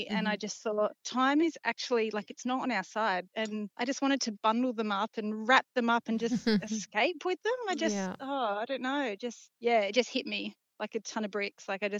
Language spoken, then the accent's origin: English; South Australia, Australia; I'm from South Australia